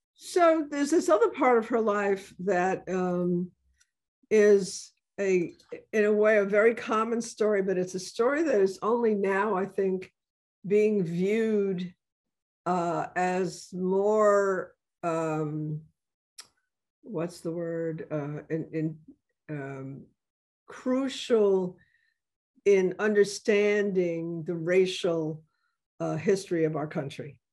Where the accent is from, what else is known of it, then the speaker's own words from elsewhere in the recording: New York City, New York, United States; moved away; my uh, childhood in the Bronx